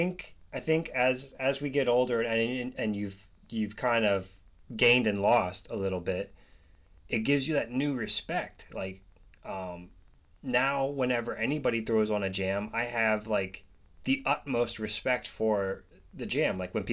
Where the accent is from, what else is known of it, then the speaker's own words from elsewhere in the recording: Pennsylvania, United States; I'm from Central PA, so I grew up in between Pittsburgh and Philly.